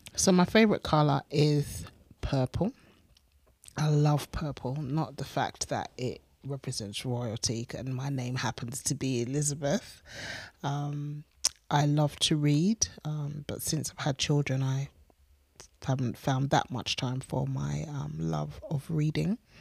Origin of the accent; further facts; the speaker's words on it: England, United Kingdom; moved away as an adult; to the church that I grew up